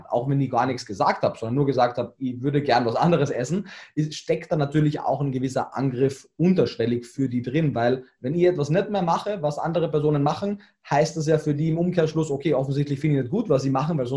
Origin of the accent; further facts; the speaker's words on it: Carinthia, Austria; ich bin so im Schnitt alle zwei Jahre in, in Kärnten